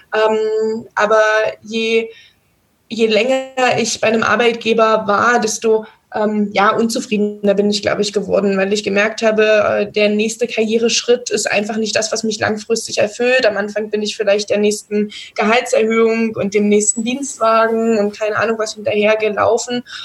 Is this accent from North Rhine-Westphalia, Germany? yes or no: no; near Magdeburg, Saxony-Anhalt, Germany; now in Bavaria, Germany; ich komme aus der Nähe von Magdeburg, wohne jetzt mittlerweile im schönen Bayern